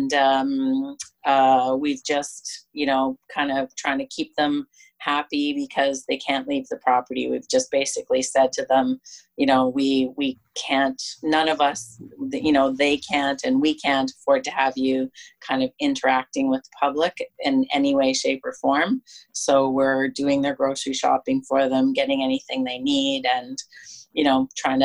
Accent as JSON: {"language": "English", "town": "Kelowna", "region": "British Columbia", "country": "Canada", "tie": "born or raised there", "said": "I grew up on the Sperling Vineyard in Kelowna"}